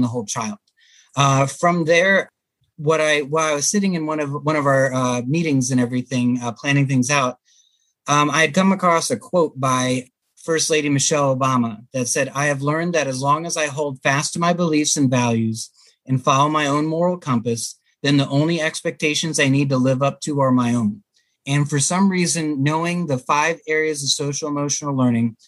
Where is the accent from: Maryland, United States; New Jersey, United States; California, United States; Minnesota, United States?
Maryland, United States; Germantown; I grew up in Germantown, Maryland